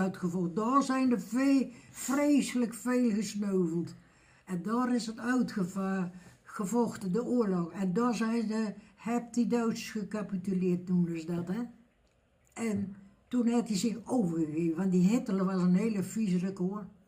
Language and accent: Dutch; Elst, Gelderland, Netherlands; Geboren in Els